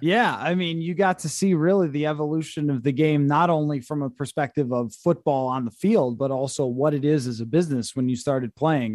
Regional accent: Buffalo, New York, United States; I grew up in Buffalo.

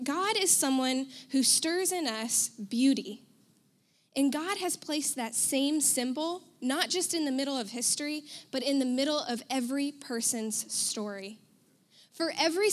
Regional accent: United States; I'm white. I'm American

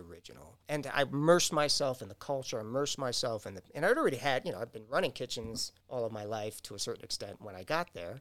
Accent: New York, United States; now in Downers Grove, United States; I grew up in New York

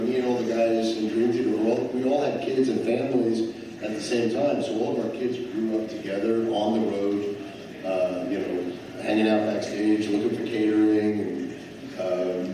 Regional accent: New York, United States; moved away as an adult; now in Pennsylvania, United States; I grew up in New York about 20 years ago.

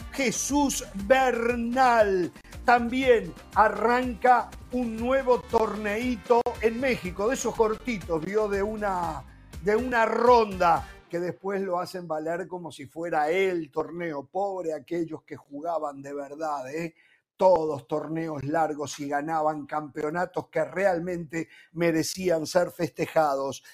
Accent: Uruguay

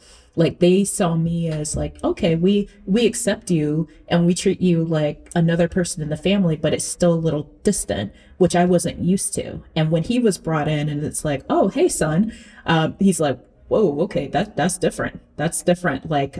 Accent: Central Florida, United States; I am a Southerner. You know, I know some people say Florida is not the South, but Central Florida is Central Florida.

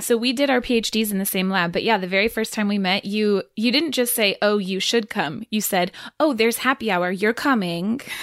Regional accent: Irvine, California, United States; also born or lived in San Diego, California; when I was nine, I think was when we moved from San Diego to Irvine.

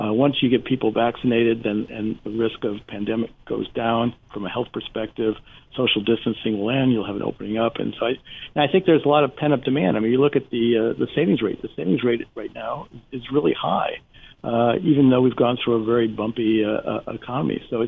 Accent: Cranford, New Jersey, United States; I mean, in my hometown, Cranford, New Jersey, two of the major restaurants have gone out of business.

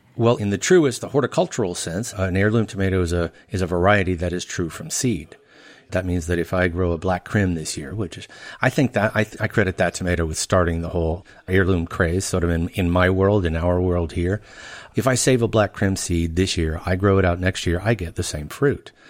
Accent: Louisiana, United States; moved away as an adult; also born or lived in Chicago / Pasadena; I grew up in Louisiana most of my life

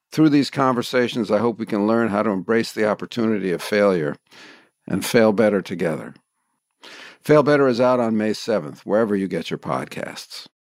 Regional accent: Kansas City, Missouri, United States; now in New York, United States; I think I've always been a New Yorker, even when I was growing up in Kansas City

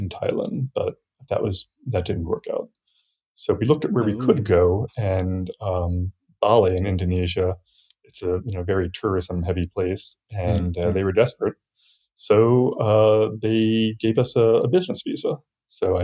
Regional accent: Virginia, United States; moved away as an adult; also born or lived in New York; I grew up in Virginia and went to school there

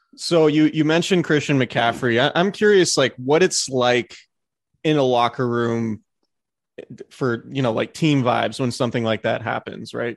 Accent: Santa Rosa, California, United States; Santa Rosa, part of the seven oh seven

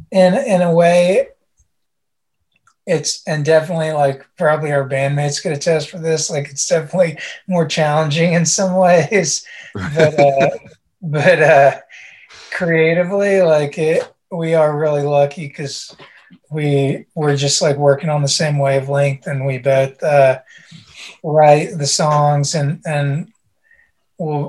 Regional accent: West Virginia, United States; we grew up in West Virginia, which is like the middle of nowhere

